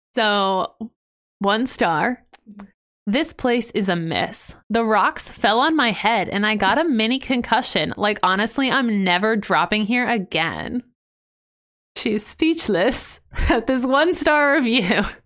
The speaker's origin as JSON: {"language": "English", "region": "Ohio", "country": "United States", "said": "I'm from Ohio. I love Ohio"}